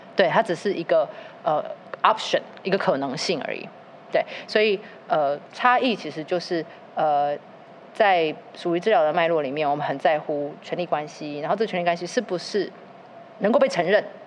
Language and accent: Chinese; Tainan, Taiwan; 然后我台南人